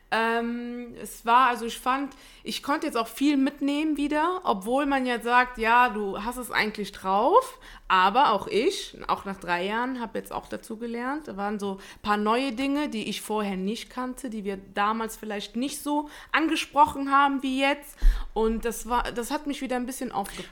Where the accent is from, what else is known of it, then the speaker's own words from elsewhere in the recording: Italy; ich bin Italienerin